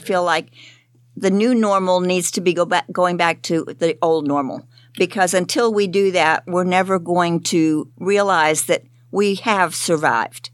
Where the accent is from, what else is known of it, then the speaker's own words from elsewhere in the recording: Florida, United States; I'm from Florida.